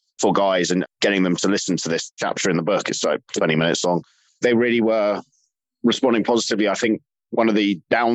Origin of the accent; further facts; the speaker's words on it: London, United Kingdom; accent: English; Usually I'm from London. My accent sounds like English.